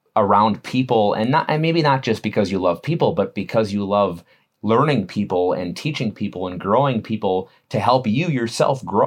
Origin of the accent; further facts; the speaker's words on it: Wisconsin, United States; I'm from Wisconsin